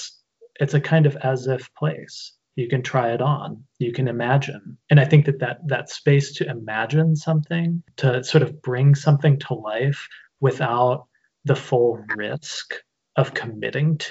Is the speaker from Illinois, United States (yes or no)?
yes; Normal, Illinois, United States; I grew up in literally a town called Normal, Illinois.